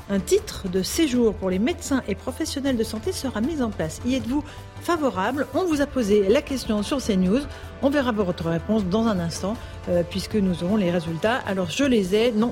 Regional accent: Lyon, Auvergne-Rhône-Alpes, France; nous sommes lyonnais, nous sommes venus à Paris en voiture, justement pour éviter les problèmes.

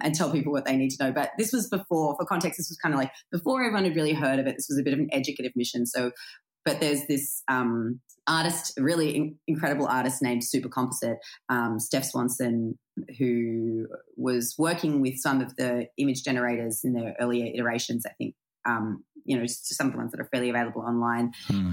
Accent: Australia; I grew up in a country town

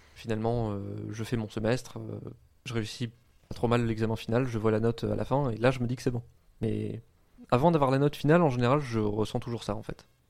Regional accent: around Compiègne, Oise, Hauts-de-France, France; moved away as an adult; also born or lived in Lille; j'ai grandi euh, autour de Compiègne, qui est euh, une, ville dans l'Oise

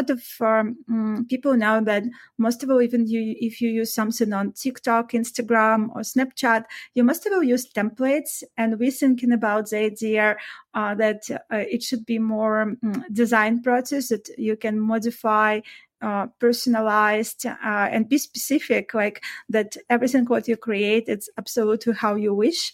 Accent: Belarus; moved away as an adult; I used to live before and work in my own country, like in Belarus. I'm originally from Eastern Europe

